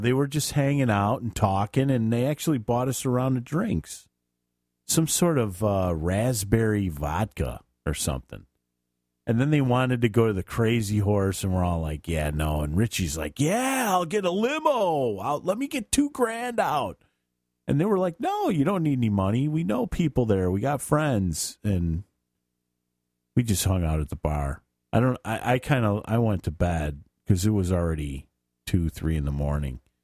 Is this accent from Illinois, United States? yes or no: yes; Chicago, Illinois, United States; I'm from Chicago